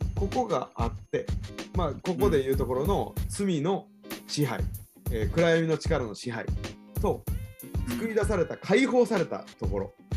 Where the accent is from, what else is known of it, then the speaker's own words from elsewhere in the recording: Kansai, Japan; accent: Kansai dialect; also born or lived in Tokyo; 関西弁喋ってても、はいはい関西人やってるな俺